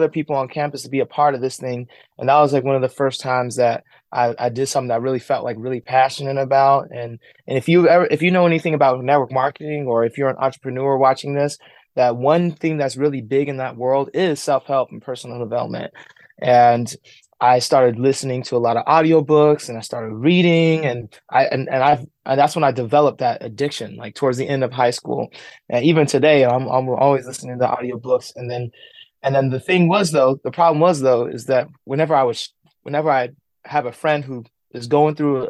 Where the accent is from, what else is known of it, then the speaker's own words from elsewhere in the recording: San Diego, California, United States; I'm born and raised in San Diego, California